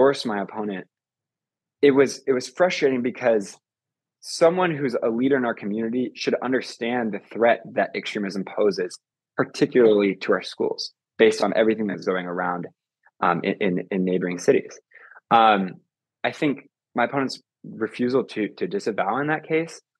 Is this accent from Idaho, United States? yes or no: yes; Boise, Idaho, United States; growing up in Idaho, and especially as a climate activist in Boise